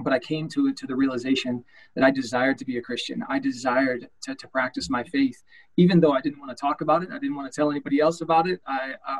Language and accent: English; Illinois, United States; moved away as an adult; I grew up in Illinois